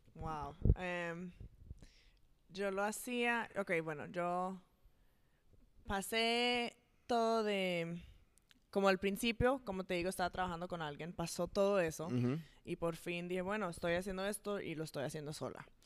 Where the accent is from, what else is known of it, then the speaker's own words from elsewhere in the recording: Atlanta, Georgia, United States; also born or lived in New Jersey; como hace tuve seis años cuando nos mudamos para aquí, para Atlanta. Entonces, toda la vida, de verdad, yo he estado aquí